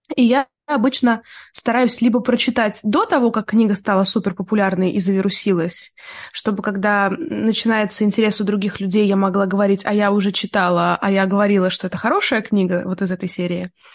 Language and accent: Russian; Tula Oblast, Russia; я росла в Тульской области